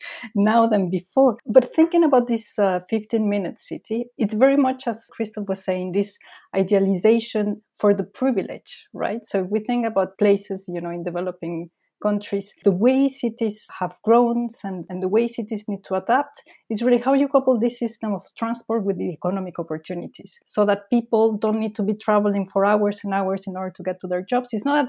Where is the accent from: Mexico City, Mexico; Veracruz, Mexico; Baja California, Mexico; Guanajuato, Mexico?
Mexico City, Mexico; English is a second language; now in London, United Kingdom; So as I was saying, I come from Mexico City. So London for me is actually small compared to this other city